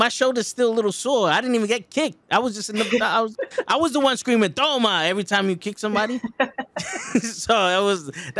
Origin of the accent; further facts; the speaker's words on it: New York City, New York, United States; I'm from the Bronx. That's how we spoke in the Bronx.